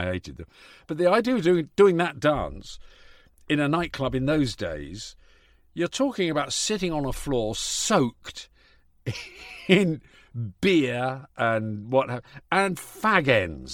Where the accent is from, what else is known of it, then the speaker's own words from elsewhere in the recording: Yorkshire and the Humber, United Kingdom; I was born in Yorkshire